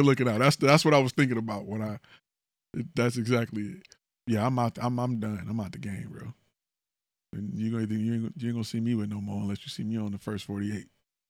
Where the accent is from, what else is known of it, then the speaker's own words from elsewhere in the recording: Northeast, United States; now in Houston, United States; I'm from Northeast, so my idea of certain stuff is a little different, but still good food.